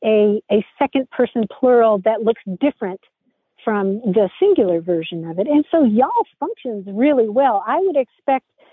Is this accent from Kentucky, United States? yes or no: yes; Kentucky, United States; I grew up in Kentucky